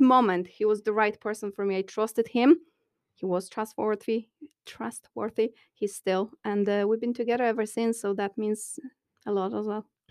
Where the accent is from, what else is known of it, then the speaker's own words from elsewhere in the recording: Poland; moved away as an adult; now in Dublin, Ireland; I come from Poland